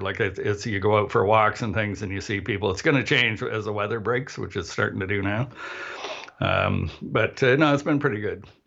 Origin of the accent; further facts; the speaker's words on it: Canada; also born or lived in Barrie, Ontario; we're Canadian